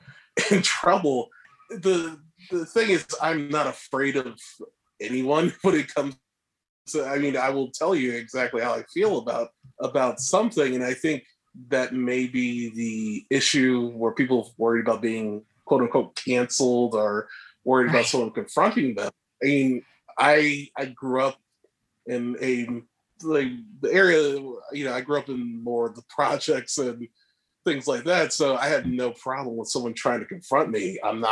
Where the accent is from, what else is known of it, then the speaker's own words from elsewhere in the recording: Northeast, United States; it kind of felt like we're both originally from the East, Northeast, and it just felt like we knew that.